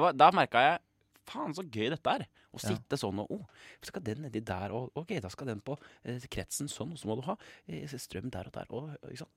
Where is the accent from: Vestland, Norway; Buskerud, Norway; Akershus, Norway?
Buskerud, Norway; Kongsberg; moved away as an adult; now in Oslo, Norway; Hjemme på Kongsberg så løp vi jo 1000 meter med rennaræv